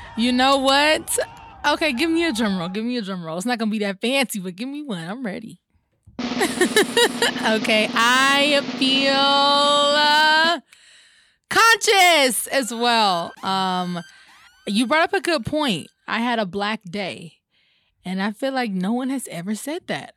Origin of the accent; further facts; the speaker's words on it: Atlanta, Georgia, United States; I grew up over in Pittsburgh